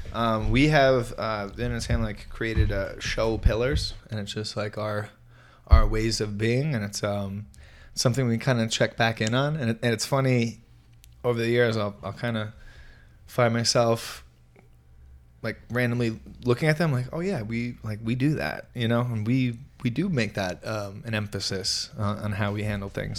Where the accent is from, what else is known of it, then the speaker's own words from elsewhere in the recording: Merrick, New York, United States; I grew up in New York, in Long Island